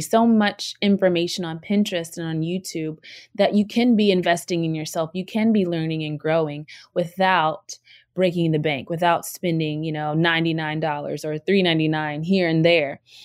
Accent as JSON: {"language": "English", "region": "Virginia", "country": "United States", "said": "I use y'all a lot because I'm from Virginia"}